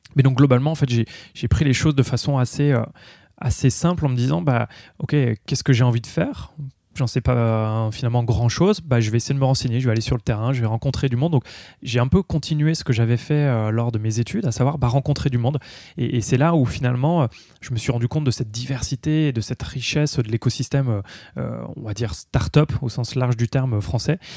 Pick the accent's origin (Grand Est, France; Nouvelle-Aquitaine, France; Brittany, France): Grand Est, France; Vosges; je suis originaire euh, de l'Est, je suis vosgien d'origine